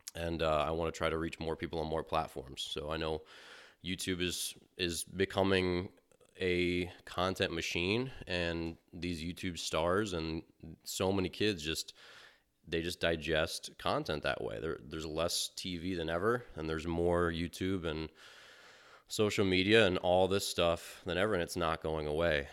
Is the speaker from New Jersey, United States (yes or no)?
no; Maryland, United States; moved away; growing up in Maryland